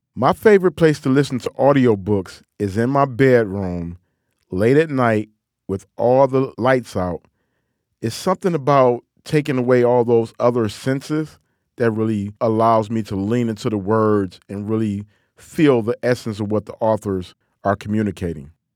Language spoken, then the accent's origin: English; Detroit, Michigan, United States; accent: Detroit, Midwestern twang; my Detroit accent. You know, that old Midwestern twang that I have